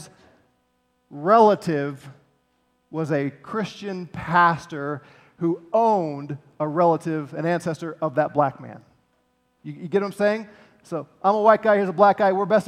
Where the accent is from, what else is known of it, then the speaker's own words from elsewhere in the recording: St. Louis, Missouri, United States; I'm from Missouri, St. Louis